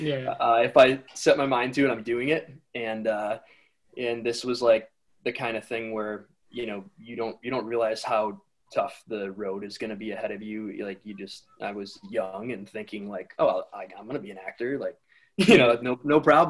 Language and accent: English; Wisconsin, United States; now in Los Angeles, United States; I'm from Wisconsin originally, and up by Chicago